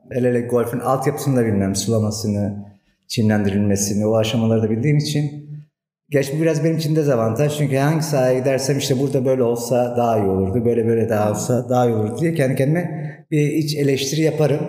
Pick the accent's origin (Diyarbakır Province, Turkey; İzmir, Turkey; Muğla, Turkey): Diyarbakır Province, Turkey; now in Antalya, Turkey; 1972 Diyarbakır doğumluyum